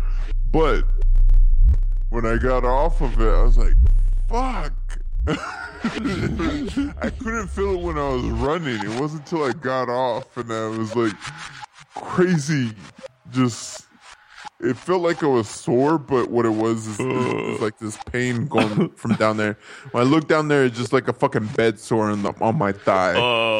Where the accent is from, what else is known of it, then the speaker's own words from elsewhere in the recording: San Angelo, Texas, United States; I live in San Angelo, Texas.